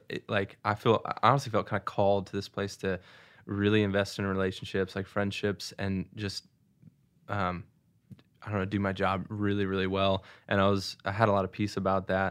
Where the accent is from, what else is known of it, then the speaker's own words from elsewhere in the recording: Seattle, Washington, United States; also born or lived in Saint Louis, Missouri / Missouri; now in Nashville, United States; I grew up in Seattle, but then moved to Saint Louis and then have been at school at University of Missouri